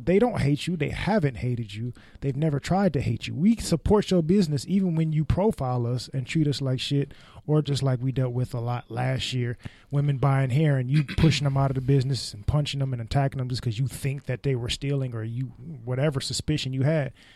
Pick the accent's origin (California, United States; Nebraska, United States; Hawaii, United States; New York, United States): California, United States; Bay Area; I was raised in the Bay Area